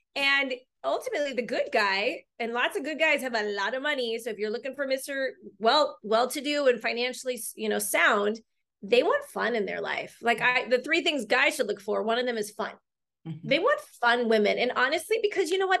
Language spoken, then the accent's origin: English; Long Beach, California, United States; also born or lived in China / Costa Rica; I'm from Long Beach, California.